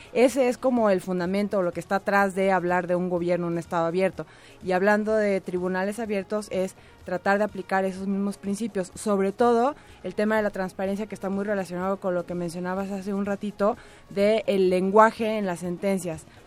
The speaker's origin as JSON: {"language": "Spanish", "country": "Mexico", "said": "nosotros como mexicanos y mexicanas, nuestro país"}